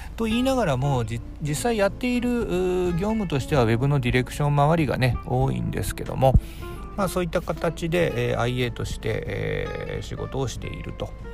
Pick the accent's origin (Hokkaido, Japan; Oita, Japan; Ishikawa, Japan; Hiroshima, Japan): Hiroshima, Japan; moved away as an adult; also born or lived in Kitakyushu; now in Fukuoka, Japan; 広島で生まれて、広島で育ちました。